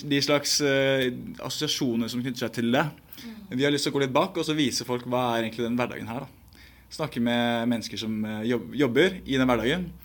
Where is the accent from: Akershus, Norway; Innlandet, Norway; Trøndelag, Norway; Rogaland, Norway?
Akershus, Norway; Bærum; Så jeg kommer fra Bærum. Et lite sted som heter Bekkstua